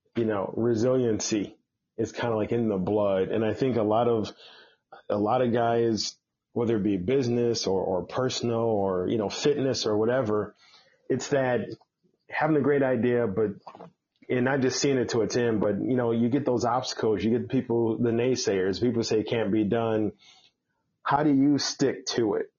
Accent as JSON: {"language": "English", "town": "Chicago", "region": "Illinois", "country": "United States", "said": "I'm a Chicago guy"}